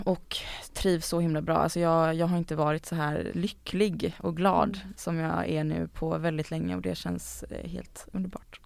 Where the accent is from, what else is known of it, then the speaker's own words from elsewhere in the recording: Gothenburg, Västra Götaland, Sweden; moved away as an adult; now in Stockholm, Sweden; jag kommer ju från Göteborg, eller en, rättare sagt en liten förort utanför Göteborg